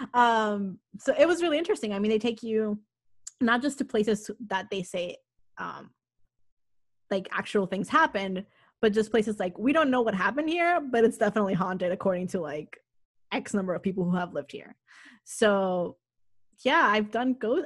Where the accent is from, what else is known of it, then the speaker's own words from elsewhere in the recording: Miami, Florida, United States; moved away as an adult; also born or lived in Massachusetts; I grew up in Miami